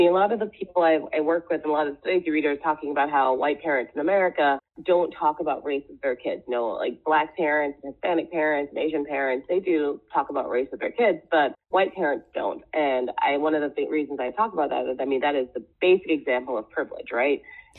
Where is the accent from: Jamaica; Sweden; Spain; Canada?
Jamaica; also born or lived in Trinidad and Tobago; now in United States; I didn't grow up here. I grew up in the Caribbean. I grew up in the West Indies, and I grew up in Jamaica, and I grew up in Trinidad, where we talk about race all the time.